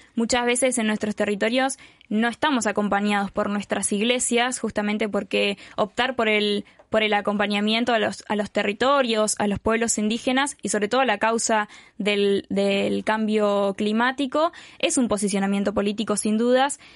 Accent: Patagonia, Argentina; Venimos desde Guatemala, en mi caso de Argentina

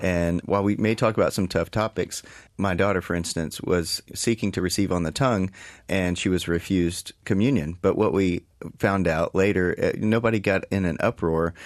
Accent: East Texas, United States; I'm from East Texas originally

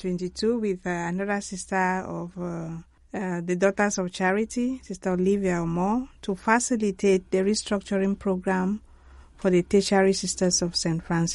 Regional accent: Mamfe Diocese, English part of Cameroon, Southwest Region, Cameroon; I'm from the English part of Cameroon, actually from Manfred Diocese.

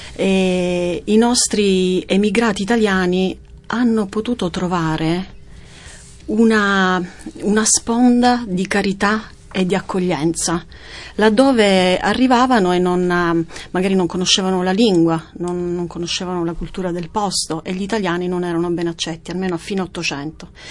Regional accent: Sicily, Italy; come siciliana

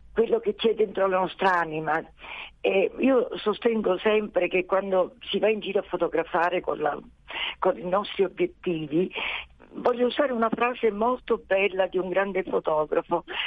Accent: Sicily, Italy; io sono siciliana

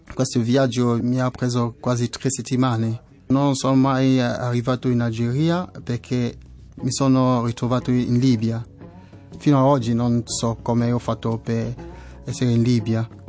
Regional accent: West, Cameroon; Italian is a second language; moved away as an adult; also born or lived in Douala, Cameroon; now in Italy; Vengo da Camerun, che è un paese dell'Africa centrale. Ho vissuto in una città che si chiama Douala. Prima stavo nel mio villaggio all'ovest del paese

